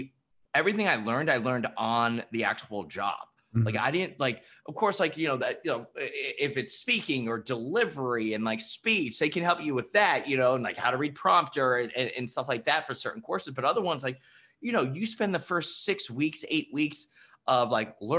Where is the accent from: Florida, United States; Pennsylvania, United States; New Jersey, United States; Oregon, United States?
New Jersey, United States; moved away as an adult; now in New York City, United States; Born in Jersey. So I grew up in Jersey, then went to Fordham University here in New York City